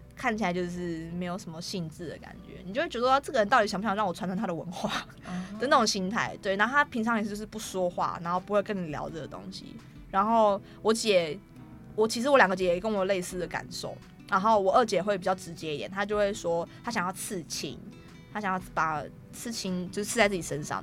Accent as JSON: {"language": "Chinese", "town": "Daxi", "region": "Taoyuan", "country": "Taiwan", "tie": "born or raised there", "also_born_or_lived": "Tai'an, Miaoli (family village)", "said": "我是住在桃园的大溪"}